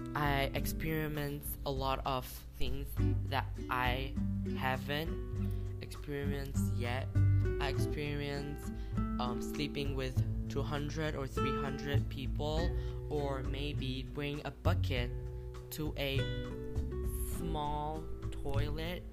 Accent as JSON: {"language": "English", "country": "Taiwan", "said": "I'm from Taiwan."}